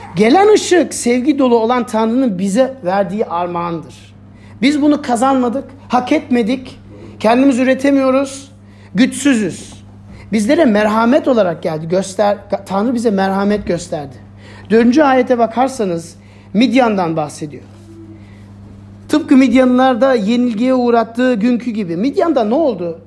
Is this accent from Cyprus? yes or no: no; Germany; ben Almanya'da büyüdüm.